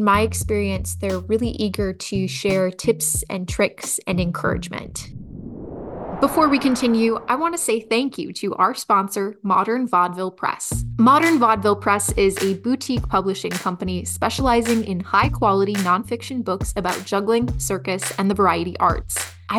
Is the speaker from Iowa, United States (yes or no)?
yes; Cedar Rapids, Iowa, United States; I'm from Cedar Rapids, Iowa, which is where the IJA held their 75th annual festival